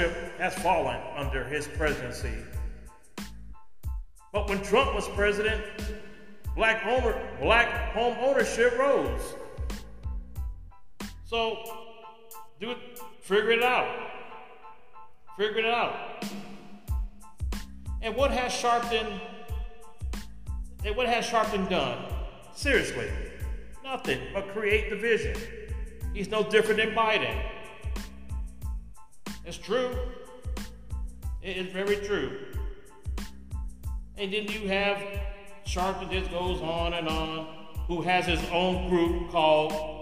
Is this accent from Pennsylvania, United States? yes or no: no; California, United States; moved away; California, right now my home state.